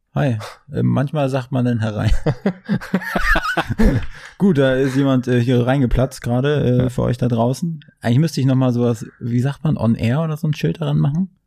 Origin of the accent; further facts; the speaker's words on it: near Schwerin, Mecklenburg-Vorpommern, Germany; now in Berlin, Germany; Ich komme aus MacPom ursprünglich, mhm. aus der Nähe von Schwerin